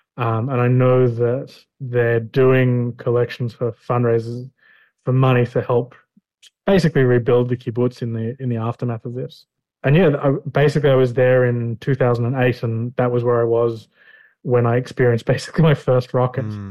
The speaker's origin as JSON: {"language": "English", "town": "Melbourne", "region": "Victoria", "country": "Australia", "moved": "as an adult", "lives_now": "Kiryat Ono, Israel", "said": "I'm originally from a youth movement in Australia, in Melbourne, called Hashomer Hatzair"}